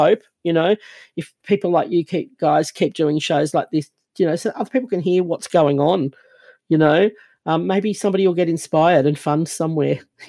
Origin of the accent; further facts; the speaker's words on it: Fiji; And I grew up, the very first part of my life, I was born in Fiji. I don't look Fijian because that's not my blood background